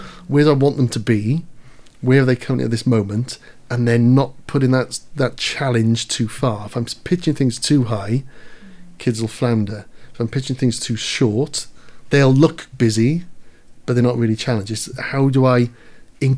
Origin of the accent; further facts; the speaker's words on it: Caerphilly, Wales, United Kingdom; I'm from Caerphilly